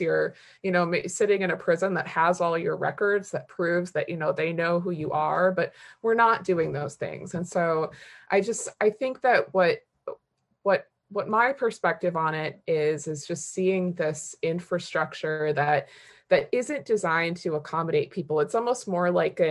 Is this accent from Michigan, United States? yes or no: yes; Detroit, Michigan, United States; now in Washington, D.C., United States; I come from the experience of having several family members incarcerated when I was a child growing up in Detroit.